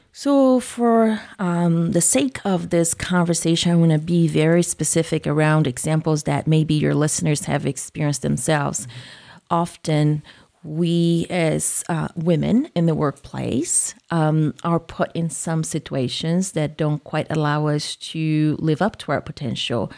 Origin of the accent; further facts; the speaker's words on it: Brazil; accent: southern; moved away as an adult; also born or lived in Japan; now in Iowa, United States; I was born in Brazil, grew up in Brazil